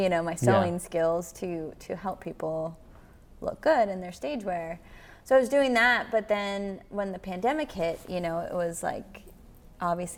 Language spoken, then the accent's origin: English; Gettysburg, Pennsylvania, United States; now in Nashville, United States; the years that I was growing up there